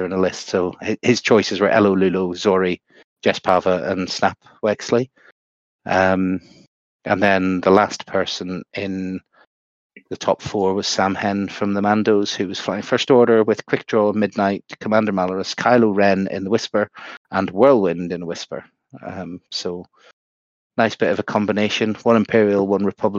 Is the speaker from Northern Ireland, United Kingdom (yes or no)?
yes; Bangor, Northern Ireland, United Kingdom; born or raised there